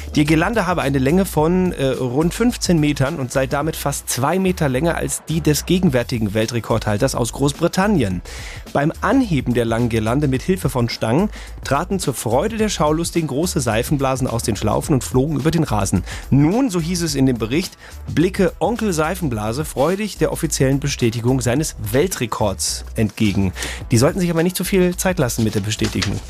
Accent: North Rhine-Westphalia, Germany; moved away; also born or lived in Bavaria; in meiner Heimat in N R

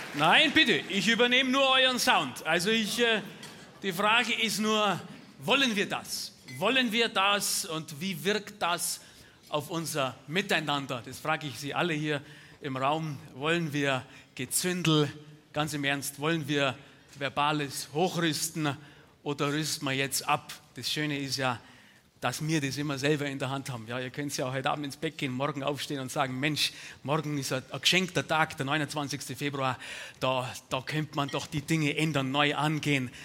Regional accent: Bavaria, Germany; bei uns in Bayern

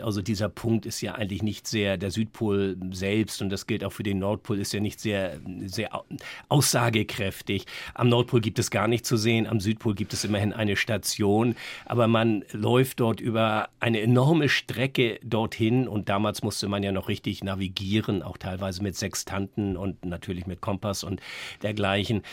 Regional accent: Northern Germany, Germany; als Norddeutscher

